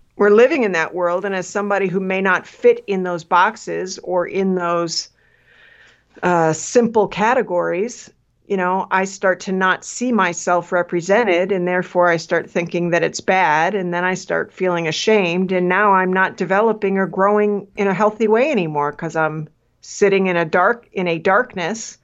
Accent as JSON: {"language": "English", "region": "Midwest", "country": "United States", "tie": "born or raised there", "said": "I grew up in the Midwest"}